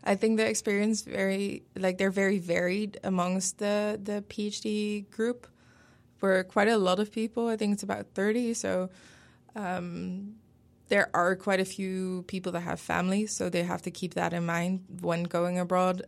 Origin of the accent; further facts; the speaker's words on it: Netherlands; first language Dutch; English is a second language; moved away as an adult; also born or lived in Denmark; now in Pittsburgh, United States; I'm originally from the Netherlands